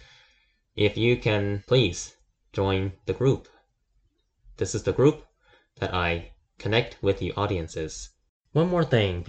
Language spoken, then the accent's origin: English; China; moved away; I'm from China